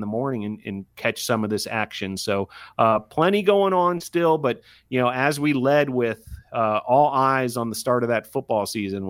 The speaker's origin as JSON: {"language": "English", "town": "Miami", "region": "Florida", "country": "United States", "tie": "born or raised there", "moved": "yes", "said": "back in my hometown of Miami"}